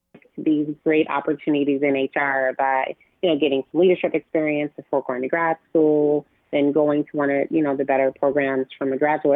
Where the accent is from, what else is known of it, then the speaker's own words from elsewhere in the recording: Chicago, Illinois, United States; moved away as an adult; also born or lived in Los Angeles; now in New York, United States; Born and raised in Chicago